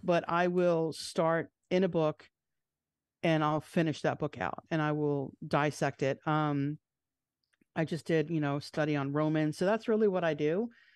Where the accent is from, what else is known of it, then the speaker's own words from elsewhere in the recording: Long Island, New York, United States; the church that I grew up in on Long Island